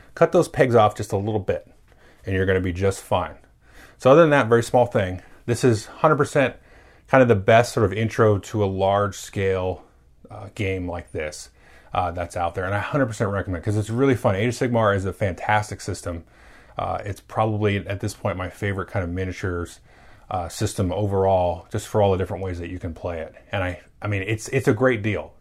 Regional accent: United States; I'm an American

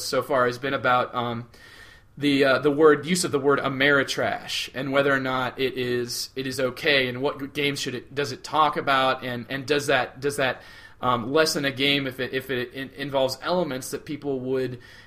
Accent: southeast Iowa, United States; moved away as an adult; now in northwestern Iowa, United States; He and I grew up in towns that are literally right across the river from each other in southeast Iowa

